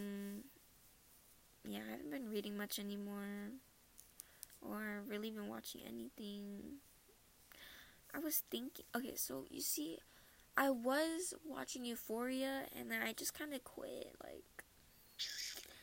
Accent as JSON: {"language": "English", "region": "Minnesota", "country": "United States", "accent": "Minnesota accent", "moved": "yes", "lives_now": "North Carolina, United States", "said": "I'm from Minnesota"}